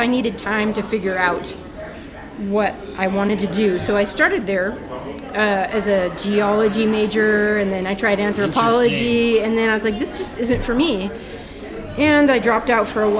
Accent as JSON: {"language": "English", "town": "Phoenix", "region": "Arizona", "country": "United States", "tie": "born or raised there", "also_born_or_lived": "New Jersey", "said": "I grew up in North Phoenix. I went to Paradise Valley High School"}